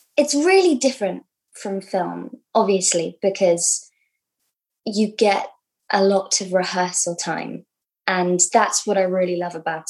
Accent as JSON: {"language": "English", "region": "London", "country": "United Kingdom", "tie": "born or raised there", "said": "I grew up in London, yeah. Kind of on the cusp of Hackney and Islington"}